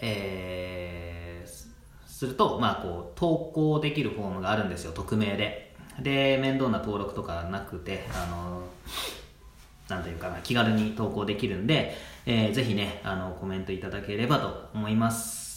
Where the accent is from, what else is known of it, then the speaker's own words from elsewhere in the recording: Chiba, Japan; also born or lived in Osaka; 実はね大阪生まれで、えー、なんですが、まあ、3歳まで向こうにいてでこっちに、えー、千葉の方に引っ越してきたんですけども